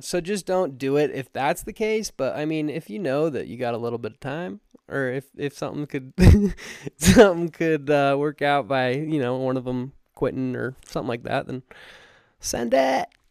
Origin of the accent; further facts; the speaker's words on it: Alpine, Utah, United States; I grew up in Alpine, Utah